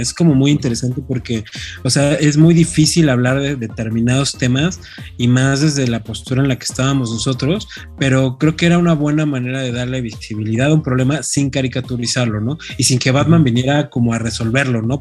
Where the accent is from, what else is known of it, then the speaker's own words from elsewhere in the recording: Mexico; ser mexicanos, sino ya como latinos